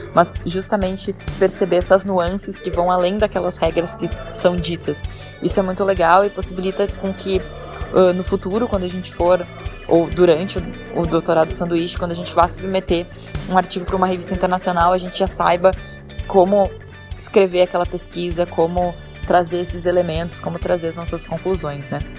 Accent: Brazil; eu sou brasileiro

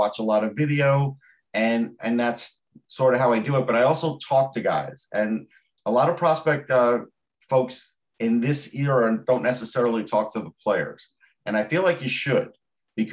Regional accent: Long Island, New York, United States; I'm from Long Island

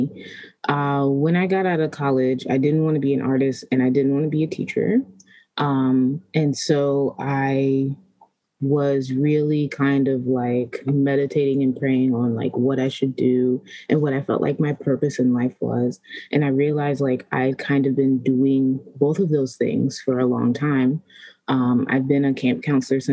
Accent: Maryland, United States; also born or lived in Washington, D.C.; I was born in D.C., but I've been raised mostly in Maryland, all over Maryland

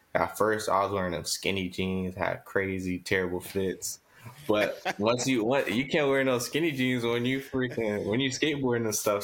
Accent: Tampa, Florida, United States; also born or lived in Miami, Florida / Riverview, Florida; I was born there. I was raised in like Tampa area, and then we moved down to Riverview when I was twelve

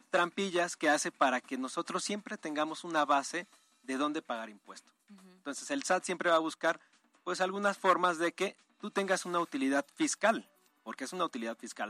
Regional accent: Mexico; Esa es una obligación que ya tenemos por mexicanos

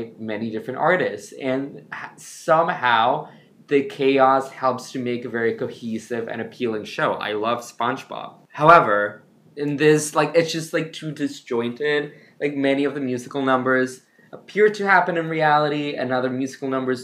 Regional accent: Ecuador; I grew up in Ecuador.

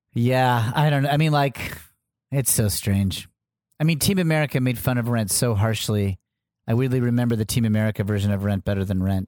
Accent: Connecticut, United States; I grew up in Connecticut

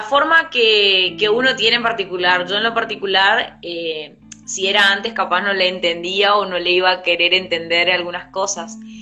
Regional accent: El Colorado, Formosa, Argentina; moved away as an adult; now in Presidencia Roque Sáenz Peña, Argentina; soy de Argentina. Eh, específicamente soy de Formosa, eh, soy del Colorado Formosa

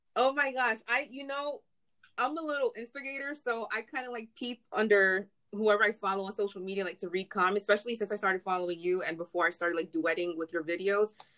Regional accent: New York City, New York, United States; We're from the same city.

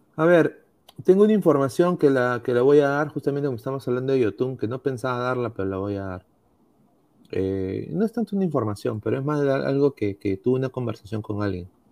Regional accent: Peru; uno como peruano

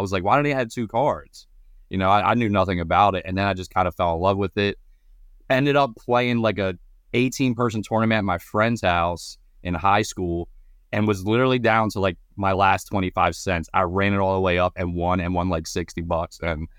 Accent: Baltimore, Maryland, United States; So, born and raised Baltimore, Maryland. Lived in Maryland my whole life.

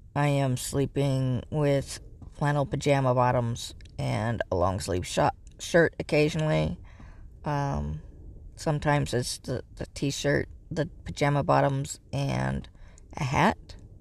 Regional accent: Northern California, United States; I grew up in Northern California

